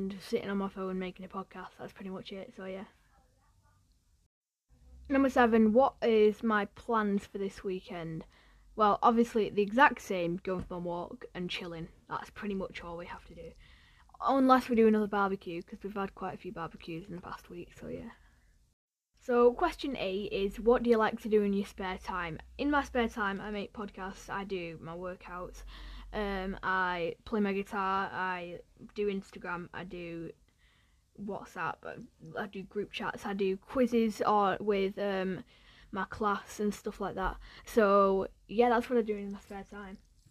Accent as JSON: {"language": "English", "town": "Ramsbottom", "region": "North West England", "country": "United Kingdom", "tie": "born or raised there", "also_born_or_lived": "Bury / Radcliffe", "said": "I grew up in the Manchester area, because I was born in Bury, and then I lived in Radcliffe for about a year, and then I moved to Ramsbottom, which is where I live now"}